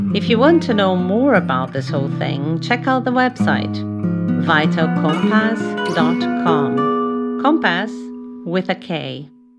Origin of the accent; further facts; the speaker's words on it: São Paulo, Brazil; English is a second language; moved away as an adult; now in London, United Kingdom; I was born in Brazil, in São Paulo